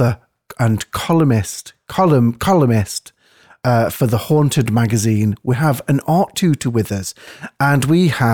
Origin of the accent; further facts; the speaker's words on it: near Edwinstowe, Nottinghamshire, East Midlands, United Kingdom; we're from the same neck of the woods, I'm not far from Edwinstowe